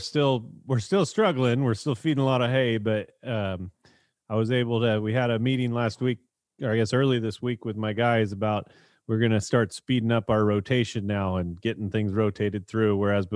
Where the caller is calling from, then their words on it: Rio Vista, California, United States; So I'm coming here from Rio Vista, Solano County, California.